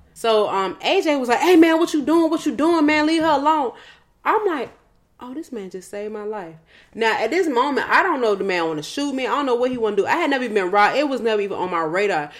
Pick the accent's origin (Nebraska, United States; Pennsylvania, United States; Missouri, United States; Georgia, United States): Georgia, United States; West Side; also born or lived in Old National, Georgia; I'm still from the West Side